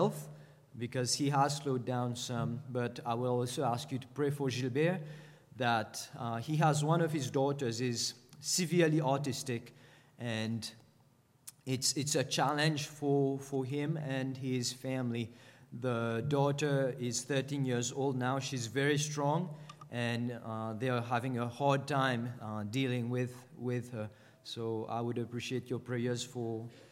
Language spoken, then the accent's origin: English; Mauritius; moved away; go back to Mauritius, which is my home country